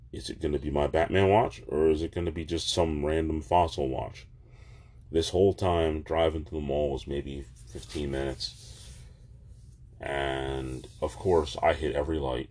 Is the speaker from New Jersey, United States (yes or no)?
yes; Jersey Shore, New Jersey, United States; also born or lived in Manchester, New Jersey; I was from the Jersey Shore, probably no more than 20 minutes away from the beach. But after high school, I moved to Manchester